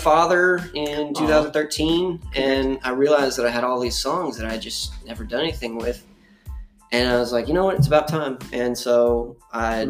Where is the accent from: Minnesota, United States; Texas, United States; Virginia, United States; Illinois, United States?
Texas, United States; Sherman; I'm an American folk singer from Sherman, Texas